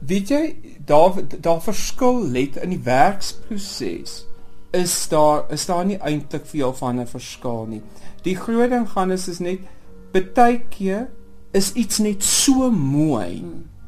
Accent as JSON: {"language": "Afrikaans", "region": "southern Namibia", "country": "Namibia", "tie": "born or raised there", "said": "ek kom eintlik maar van Namibië af en ek bedoel ek kom in die suide van Namibië"}